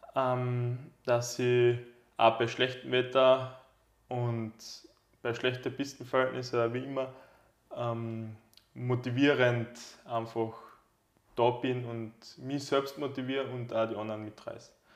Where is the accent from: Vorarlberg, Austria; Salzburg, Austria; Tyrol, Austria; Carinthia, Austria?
Carinthia, Austria; bei uns in Kärnten